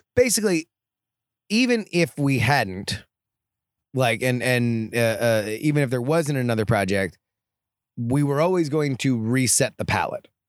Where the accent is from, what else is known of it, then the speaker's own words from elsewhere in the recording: South Florida, United States; now in Austin, United States; I grew up in South Florida, one of the most humid places on the planet.